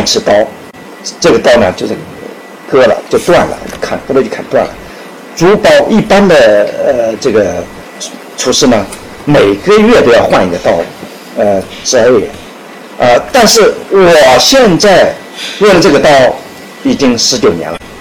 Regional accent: China; 我们中国人

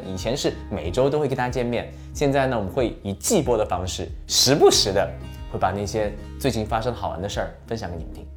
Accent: Wanzhou, Chongqing, China; moved away; 出生在离重庆一百七十公里的一个地方，啊，这个地方呢，以前到重庆需要八九个小时的车

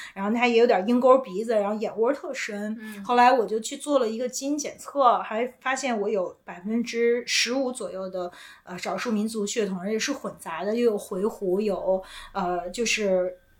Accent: Beijing, China; 我就是在北京长大，就是我嗯。的identity是一个土生土长的北京人

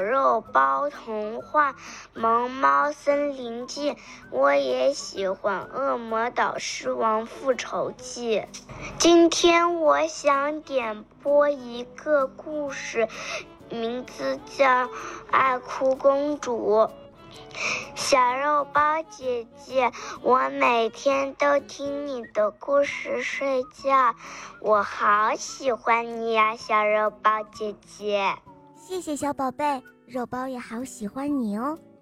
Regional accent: Shanghai, China; 今年我六岁了，我来自上海

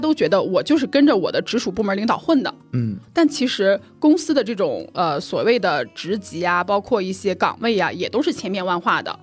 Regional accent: Jinan, Shandong, China; moved away as an adult; now in Hangzhou, China; 我是在我们的家乡济南

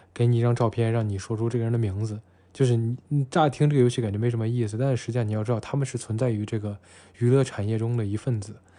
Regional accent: Xi'an, Shaanxi, China; 西安啊，我的故乡，就我现在生活这个城市，西安

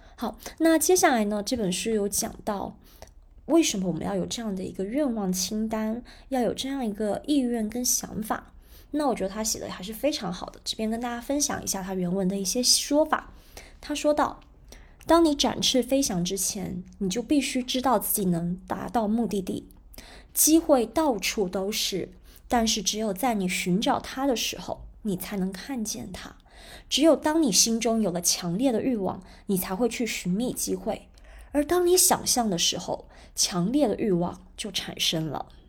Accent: China; 那我觉得这一点我们中国人的习惯，理财习惯还是比较好的

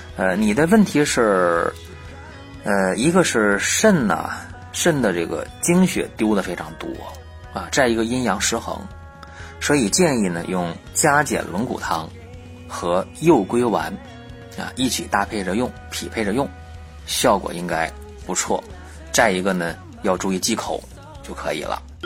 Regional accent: China; 我们东方人，或者说我们中国人

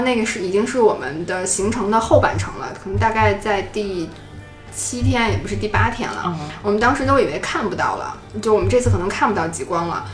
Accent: China; 我从中国来的

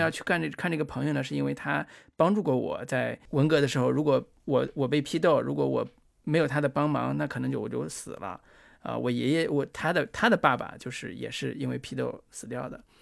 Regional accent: Mianchi, Henan, China; 三门峡，那就是我的家乡啊，那是。就是我，里边儿三门峡那个牌子上，左边儿渑池，右边儿坡头，渑池就是我的故乡啊

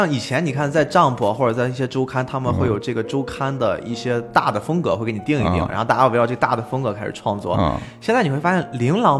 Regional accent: China; 我们中国人比较好理解的话，就是我会写小说，我自己不一定非要找出版社去出版。

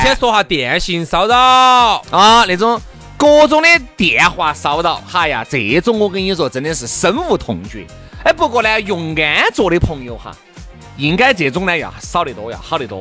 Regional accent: Chengdu, Sichuan, China; 对于我们成都人，对于我们四川人来说，其实这个就是很简单的一种口音

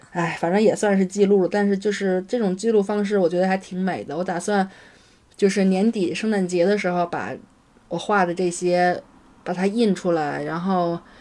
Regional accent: Beijing, China; 原来小时候在北京看见的

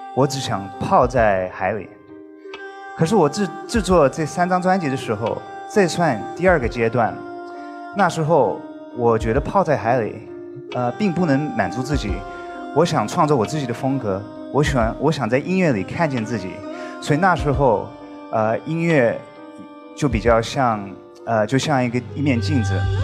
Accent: United States; 我在美国出生长大，我小时候我妈妈不准我们在家里讲英文，所以我们在家里只讲中文

